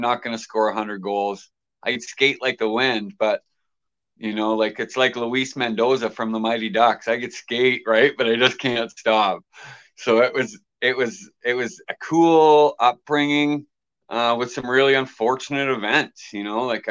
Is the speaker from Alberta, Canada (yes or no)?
no; Halifax, Nova Scotia, Canada; I grew up in Halifax